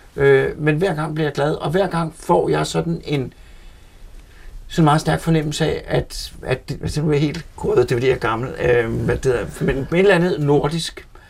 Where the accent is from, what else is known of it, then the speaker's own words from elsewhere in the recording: Frederiksberg, Capital Region of Denmark, Denmark; jeg kommer fra Frederiksberg på København